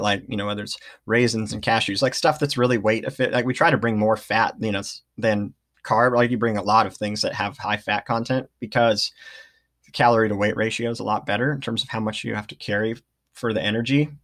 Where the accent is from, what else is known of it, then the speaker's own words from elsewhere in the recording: Redding, California, United States; moved away as an adult; now in Ashland, United States; I grew up in Redding, California